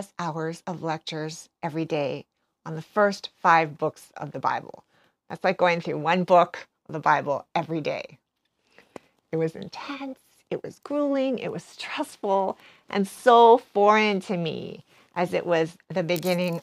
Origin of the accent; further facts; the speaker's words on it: Hawaii, United States; moved away as an adult; also born or lived in West Coast; growing up in Hawaii, even going away to college on the West Coast